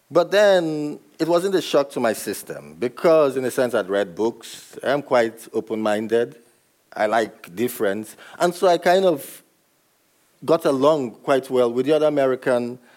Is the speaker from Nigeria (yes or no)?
yes; Nigeria; But I know that I was brought up in Nigeria and I ended up here.